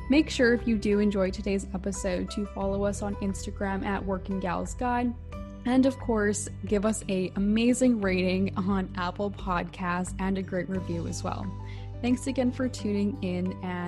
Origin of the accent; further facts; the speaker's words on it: Vancouver, British Columbia, Canada; I'm from Vancouver, BC